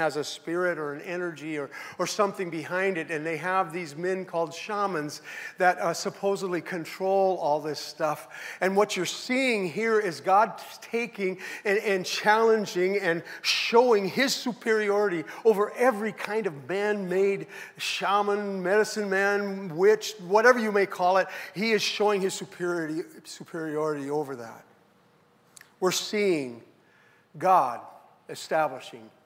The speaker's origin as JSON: {"language": "English", "town": "Seattle", "region": "Washington", "country": "United States", "also_born_or_lived": "Ecuador / Mexico", "moved": "yes", "said": "I am from Seattle"}